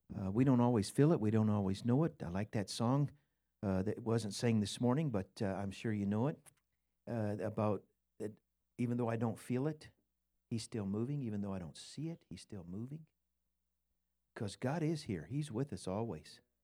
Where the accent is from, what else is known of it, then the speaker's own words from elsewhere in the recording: Scotland, United Kingdom; I'm Scottish